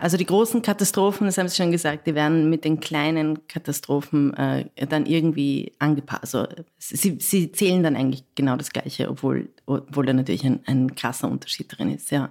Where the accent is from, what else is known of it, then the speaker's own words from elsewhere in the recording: Vienna, Austria; ich komme aus Wien, habe ich gesagt, ich komme aus Wien